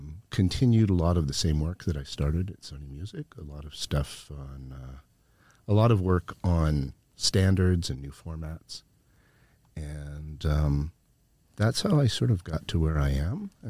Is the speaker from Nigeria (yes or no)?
no; Canada; moved away as an adult; also born or lived in Japan; I grew up in Canada